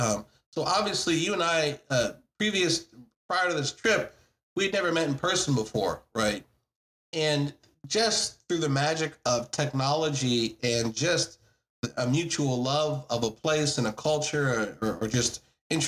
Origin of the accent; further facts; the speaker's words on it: United States; I'm obviously an American